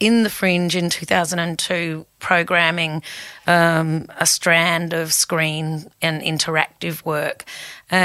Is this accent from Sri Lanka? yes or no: no; Whyalla, South Australia, Australia; also born or lived in United Kingdom / Sheffield, England; I grew up in Wyala when it was actually a really thriving town